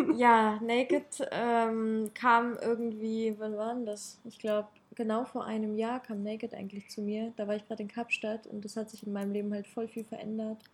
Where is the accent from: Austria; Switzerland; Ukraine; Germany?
Ukraine; ich komme aus der Ukraine und ich habe da halt ähm, andere kulturelle Hintergründe